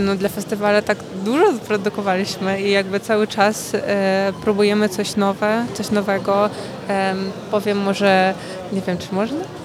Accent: Ukraine; moved away; z Ukrainy

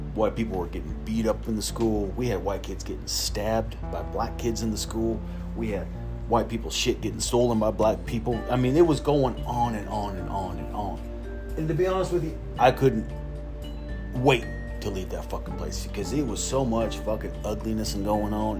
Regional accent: the South, United States; I grew up in the South, and I went to school in a predominantly black school

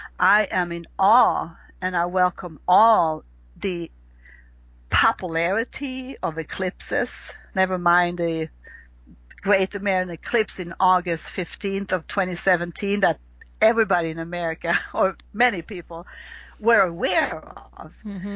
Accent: Sweden; accent: Swedish; English is a second language; you have to learn the language of astrology as if you would learn Swedish, if you hear my little accent that I have left.

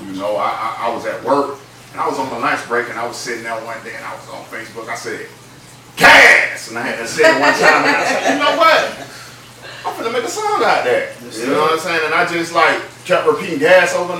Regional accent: Lakeland, Florida, United States; Born and raised Lakeland, Florida.

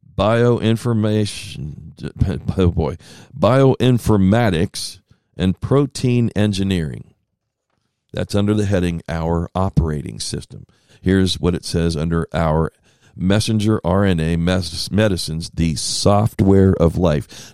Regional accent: Ohio, United States; moved away; I grew up in Ohio

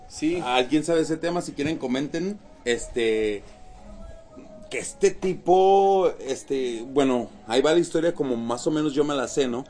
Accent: Mexico; todos lo llevamos como mexicanos

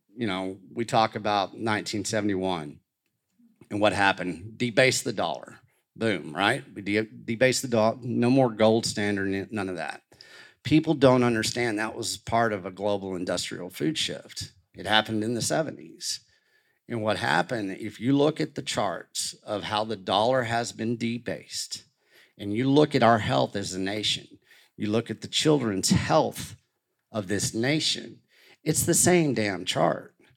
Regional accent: Canyon, Texas, United States; growing up in Canyon, Texas

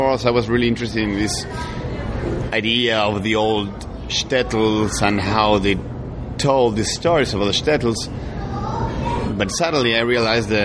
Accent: Argentina; now in New York, United States; we come from Argentina, from Latin America

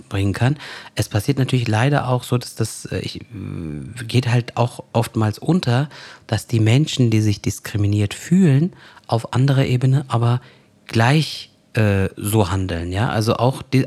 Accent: Koblenz, Rhineland-Palatinate, Germany; ich bin gebürtig aus dem Raum Koblenz, äh, ich bin auch in Deutschland geboren und aufgewachsen

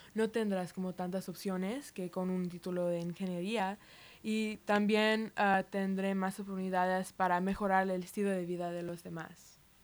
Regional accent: United States; Spanish is a second language; somos de los Estados Unidos

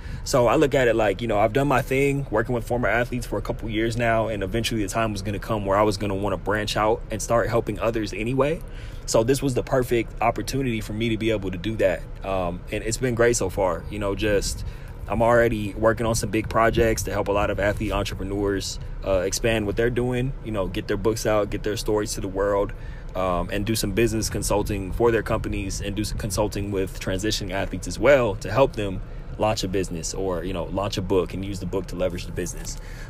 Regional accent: Pasadena, California, United States; born there; I was born in Pasadena in 1991.

